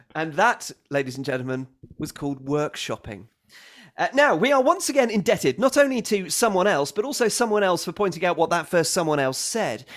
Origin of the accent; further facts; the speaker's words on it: United Kingdom; as a British person